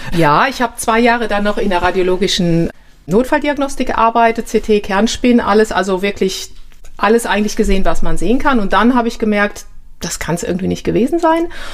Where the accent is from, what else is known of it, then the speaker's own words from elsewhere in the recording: Germany; ich komme ja aus Deutschland